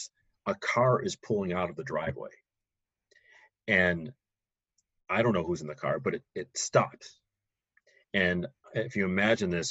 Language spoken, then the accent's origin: English; Highland Park, Illinois, United States; I grew up in one of the northern suburbs of Chicago, Highland Park